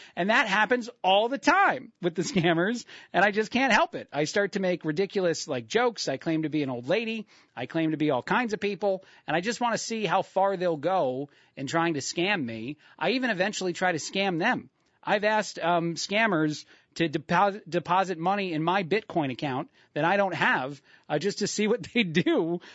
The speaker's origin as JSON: {"language": "English", "town": "Union Beach", "region": "New Jersey", "country": "United States", "tie": "born or raised there", "moved": "yes", "said": "my hometown in Union Beach, New Jersey"}